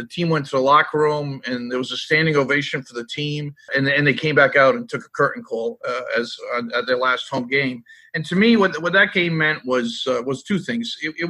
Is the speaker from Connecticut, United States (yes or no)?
yes; Norwich, Connecticut, United States; it was held at Dodd Stadium in Norwich, which is my hometown.